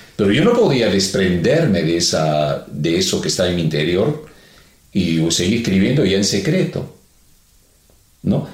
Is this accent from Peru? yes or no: yes; Peru; somos peruanos